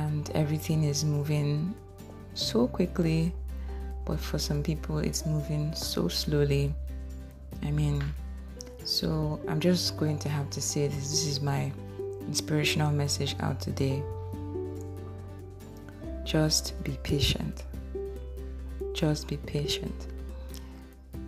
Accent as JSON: {"language": "English", "town": "Warri", "region": "Delta", "country": "Nigeria", "tie": "born or raised there", "said": "I grew up in Bendel Estate, in Warri, Nigeria"}